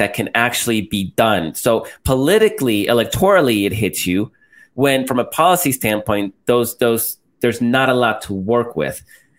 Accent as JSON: {"language": "English", "country": "El Salvador", "tie": "born or raised there", "moved": "yes", "said": "I'm Salvadoran and I grew up in El Salvador and I visit regularly."}